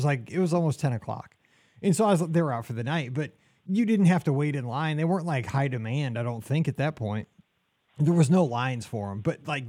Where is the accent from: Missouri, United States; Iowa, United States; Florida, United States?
Missouri, United States; St. Louis; I'm from St. Louis.